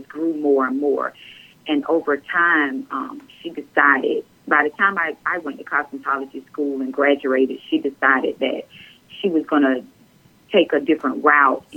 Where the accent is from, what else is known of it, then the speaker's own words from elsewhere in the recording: Hartsville, South Carolina, United States; I'm from Hartsville.